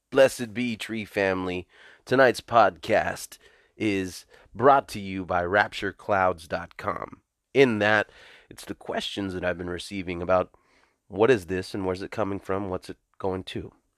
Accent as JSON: {"language": "English", "region": "the South", "country": "United States", "also_born_or_lived": "California", "said": "I come from the South."}